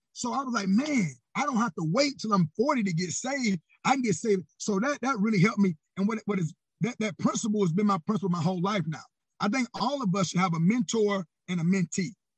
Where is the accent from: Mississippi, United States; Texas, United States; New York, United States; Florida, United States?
Florida, United States; Panama City; I'm born and raised in Panama City, Florida